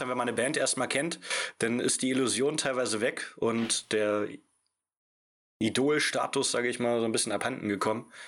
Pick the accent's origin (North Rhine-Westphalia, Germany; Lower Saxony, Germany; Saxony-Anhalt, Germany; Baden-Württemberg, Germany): Saxony-Anhalt, Germany; near Magdeburg; moved away as an adult; also born or lived in Stuttgart; now in Berlin, Germany; Wir kommen äh, beide aus Richtung Magdeburg